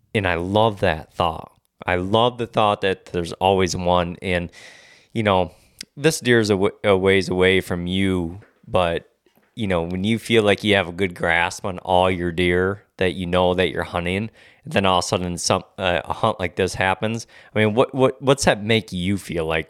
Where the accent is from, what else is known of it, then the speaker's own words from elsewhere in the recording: Michigan, United States; I'm born and raised in Michigan